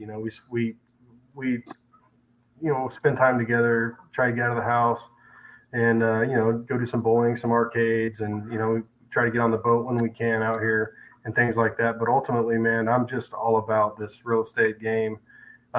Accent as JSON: {"language": "English", "town": "Salem", "region": "Oregon", "country": "United States", "tie": "born or raised there", "moved": "as an adult", "lives_now": "Springfield, United States", "said": "born and raised in Salem, Oregon"}